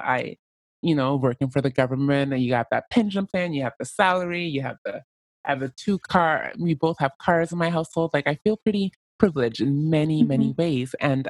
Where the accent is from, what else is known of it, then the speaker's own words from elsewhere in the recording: Canada; Like, as a Canadian, I am not the most oppressed group because there's somebody below me, the Native Americans.